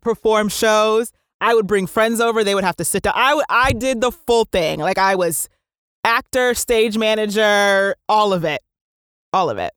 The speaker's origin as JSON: {"language": "English", "region": "New Jersey", "country": "United States", "tie": "born or raised there", "said": "I was born and raised in New Jersey"}